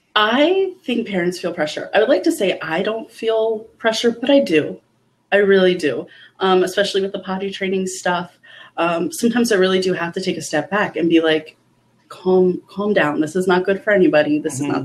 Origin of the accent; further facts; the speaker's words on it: Eastern Shore of Maryland, United States; accent: Eastern Shore dialect; moved away; where I grew up on the Eastern Shore of Maryland.